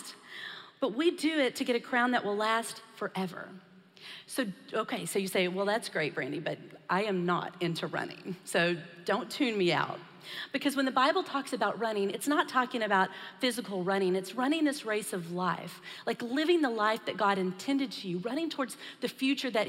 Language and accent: English; Texas, United States; I was born and raised in Texas, so I'm probably a little more accustomed to the heat